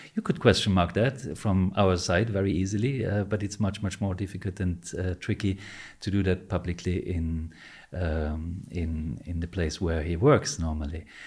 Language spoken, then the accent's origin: English; Vienna, Austria; when I grew up here in Vienna